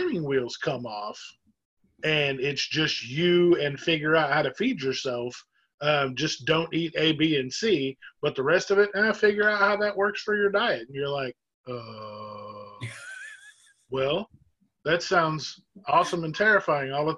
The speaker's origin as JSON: {"language": "English", "region": "Oklahoma", "country": "United States", "moved": "yes", "lives_now": "Jacksonville, United States", "said": "I'm from Oklahoma originally, even though I live in Jacksonville now"}